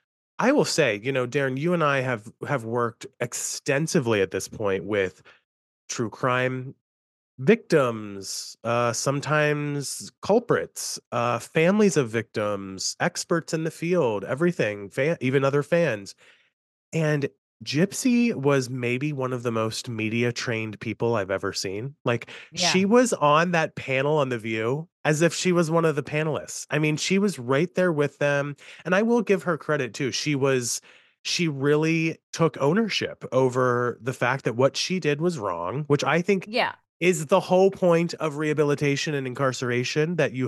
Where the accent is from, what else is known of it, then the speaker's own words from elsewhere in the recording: New York, United States; now in Pittsburgh, United States; I'm in Pittsburgh, but I'm a New Yorker at heart.